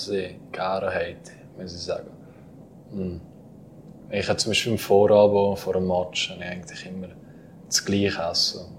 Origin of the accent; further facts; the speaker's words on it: Valais, Switzerland; es geht zurück auf die Zeit, wo ich gerade auf Davos gewechselt habe. Mhm. Ja, dann kommst du als Walliser dann Brief und nachher äh, sagen alle, ja, red mal etwas